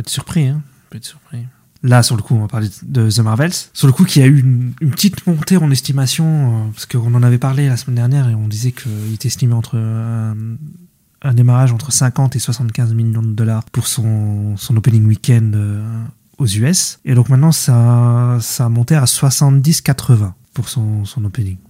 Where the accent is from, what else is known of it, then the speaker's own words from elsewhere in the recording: France; on voit en tant que Français